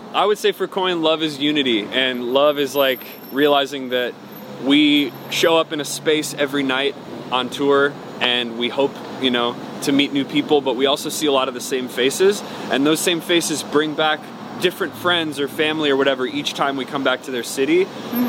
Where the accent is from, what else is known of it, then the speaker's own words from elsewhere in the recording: Cleveland, Ohio, United States; I was born in Cleveland, Ohio